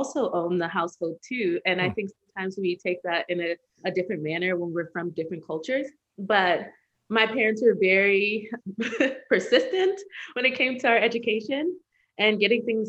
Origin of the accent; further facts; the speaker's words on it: Newark, New Jersey, United States; I'm originally from Newark, New Jersey